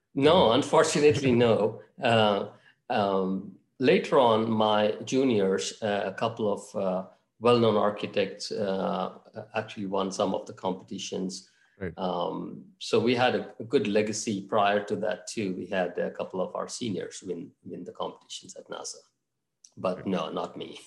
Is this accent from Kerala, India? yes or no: no; Mangalore, Karnataka, India; also born or lived in Bangalore; my hometown is actually Mangalore